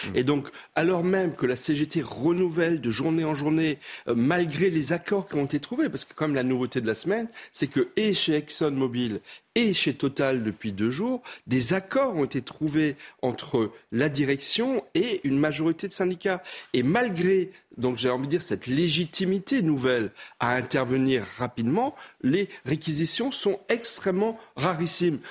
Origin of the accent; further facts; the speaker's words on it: Alsace, Grand Est, France; moi, je suis alsacien